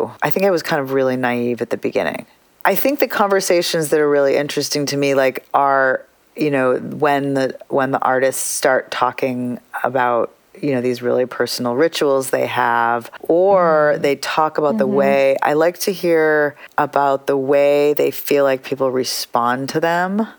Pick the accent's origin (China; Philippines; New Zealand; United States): United States; I'm an Indian American artist. And sometimes I'm an American artist